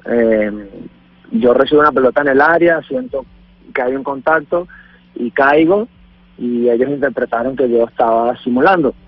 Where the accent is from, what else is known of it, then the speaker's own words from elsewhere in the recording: Venezuela; moved away; somos millones los venezolanos